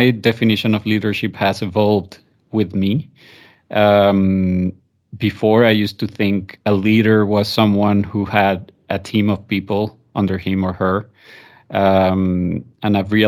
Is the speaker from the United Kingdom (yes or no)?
no; Venezuela; moved away as an adult; now in Spain; I'm originally from Venezuela, mixed parents. So my mom is Colombian, my dad is Italian